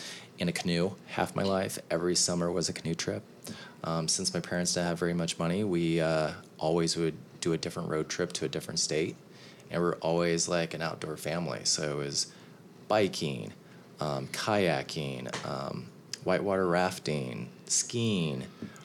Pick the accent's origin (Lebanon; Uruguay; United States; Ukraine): United States; Kansas City; moved away as an adult; also born or lived in New York; I had been living in New York for about 3 years and was moving back to my hometown in Kansas City